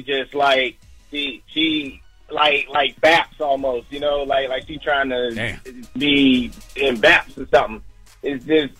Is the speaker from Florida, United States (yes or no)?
yes; Florida, United States; Listen, I'm from Florida, bro.